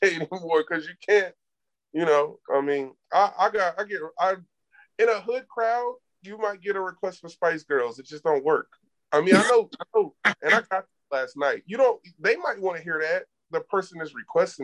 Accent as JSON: {"language": "English", "town": "Atlanta", "region": "Georgia", "country": "United States", "tie": "born or raised there", "moved": "as an adult", "lives_now": "San Antonio, United States", "said": "I grew up in Atlanta."}